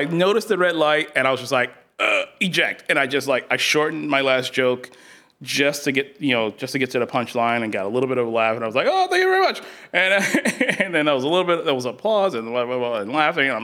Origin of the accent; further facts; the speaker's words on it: Chicago, Illinois, United States; moved away; I'm actually from Chicago